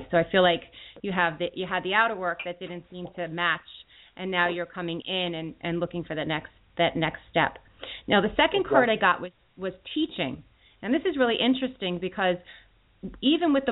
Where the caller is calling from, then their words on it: Philadelphia, Pennsylvania, United States; I'm calling from Philadelphia, PA.